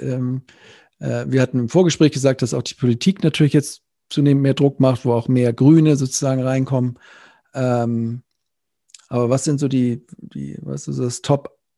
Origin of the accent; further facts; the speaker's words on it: Neumünster, Schleswig-Holstein, Germany; Stadtwerke Neumünster, meine Heimatstadt